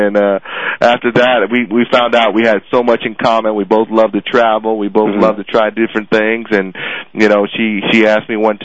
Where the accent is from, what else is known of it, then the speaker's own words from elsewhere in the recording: Arizona, United States; moved away; I grew up in Arizona, spent a lot of time there